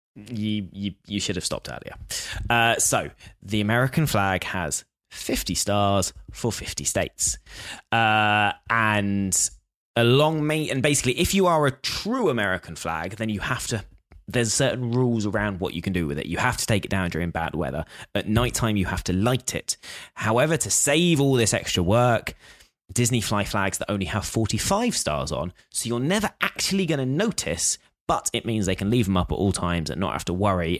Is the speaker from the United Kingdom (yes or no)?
yes; United Kingdom; I'm British